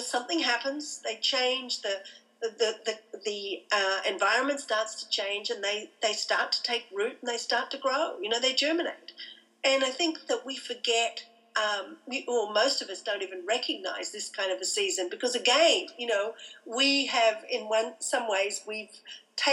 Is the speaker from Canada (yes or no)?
no; Australia; moved away as an adult; I'm an Australian